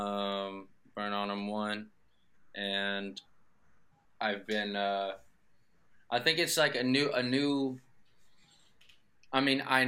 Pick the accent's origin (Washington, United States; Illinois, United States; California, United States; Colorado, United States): California, United States; Los Angeles; I grew up in kind of hopping around like the West Valley, Northwest Valley, Granada Hills, Porter Ranch, Northridge, Canoga Park